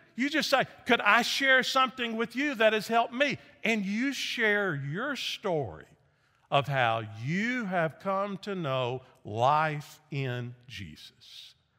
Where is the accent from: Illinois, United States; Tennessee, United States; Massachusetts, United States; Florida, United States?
Tennessee, United States; Nashville; moved away as an adult; also born or lived in Memphis, Tennessee; I grew up in Nashville, Tennessee, joined a church, got baptized